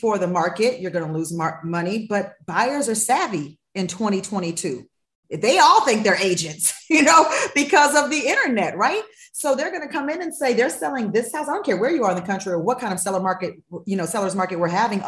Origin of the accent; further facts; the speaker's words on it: Los Angeles, California, United States; moved away as an adult; also born or lived in Nashville; I am from Los Angeles, born and raised. So I have been right here in the Fairfax District. I grew up right on around Fairfax and Olympic my whole life.